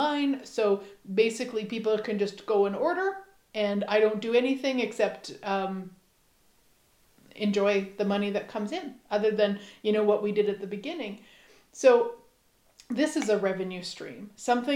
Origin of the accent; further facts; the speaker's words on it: Saskatchewan, Canada; we are both from Saskatchewan, Canada.